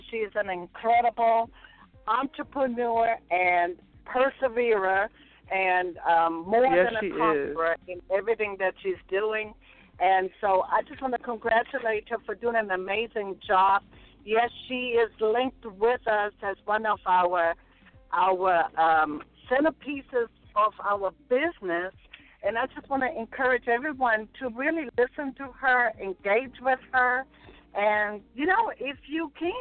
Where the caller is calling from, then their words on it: Hampton, Georgia, United States; I am actually calling from Hampton, Georgia